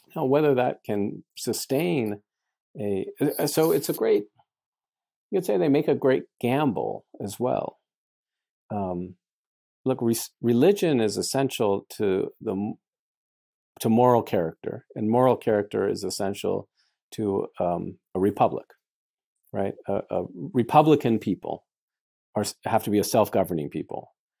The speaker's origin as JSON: {"language": "English", "country": "United States", "said": "I'm an American. I'm proud of my country"}